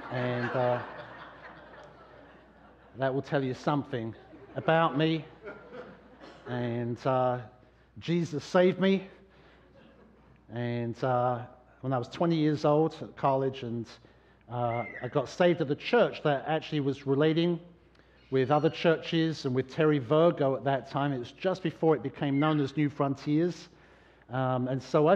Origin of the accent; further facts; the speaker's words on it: London, United Kingdom; now in New Hampshire, United States; I was born in London, and it was the place I grew up